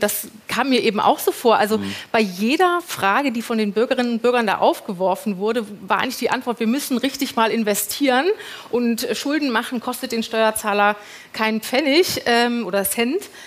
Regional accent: Hamburg, Germany; now in Berlin, Germany; ich bin aus Hamburg

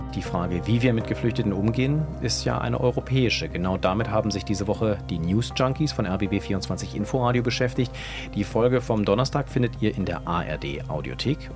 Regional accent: former East Germany, Germany; Ich bin selber äh, in der ehemaligen DDR geboren

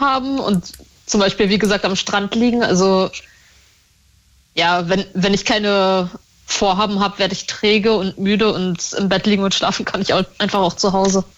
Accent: Northern Germany, Germany; Ich bin in Norddeutschland aufgewachsen

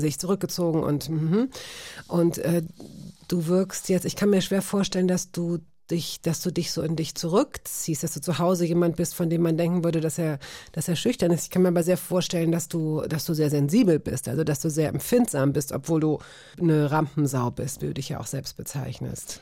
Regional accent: Berlin, Germany; Aufgewachsen bin ich tatsächlich in Schöneberg

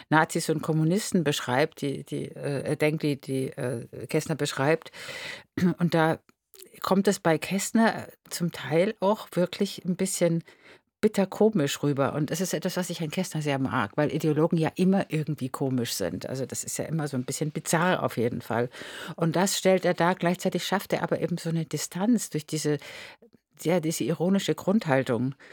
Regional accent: Munich, Bavaria, Germany; born or raised there

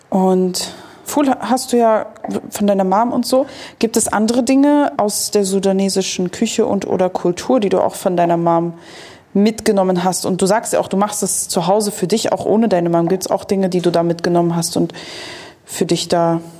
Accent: Egypt; weil bei uns in Ägypten ist das so ein typisches Frühstückding.

